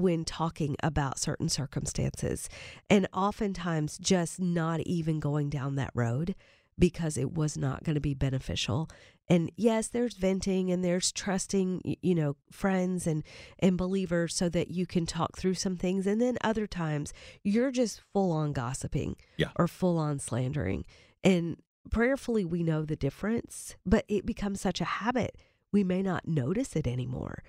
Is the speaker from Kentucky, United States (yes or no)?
yes; Kentucky, United States; now in Nashville, United States; My husband and I both born and raised in Kentucky